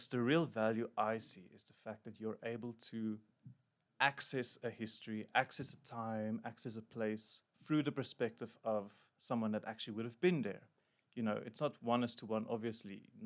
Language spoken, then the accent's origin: English; Emalahleni, Mpumalanga, South Africa; moved away as an adult; also born or lived in Pretoria / Johannesburg; I grew up in Emalahleni in Mpumalanga.